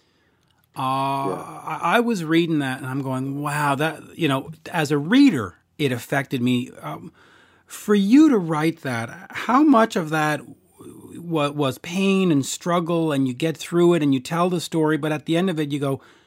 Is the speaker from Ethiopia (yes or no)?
no; Canada; As a Canadian